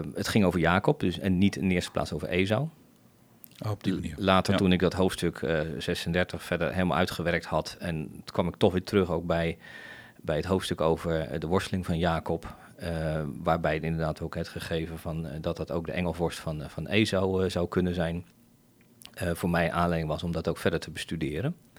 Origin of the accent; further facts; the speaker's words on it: The Hague, South Holland, Netherlands; moved away as an adult; now in Bodegraven, Netherlands; zelf kom ik eh, in ieder geval getogen in, in Scheveningen